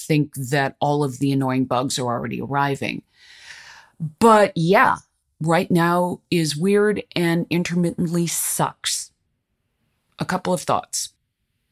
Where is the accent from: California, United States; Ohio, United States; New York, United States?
California, United States; Los Angeles; I'm from Los Angeles